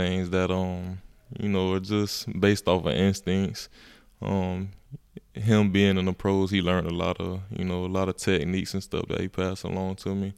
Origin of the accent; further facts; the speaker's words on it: Gainesville, Florida, United States; growing up in Gainesville, going to all the games